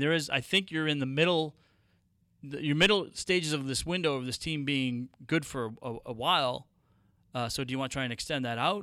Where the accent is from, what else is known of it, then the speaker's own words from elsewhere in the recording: Boston, Massachusetts, United States; moved away; I grew up in Boston, uh, in my, my formative years in the eighties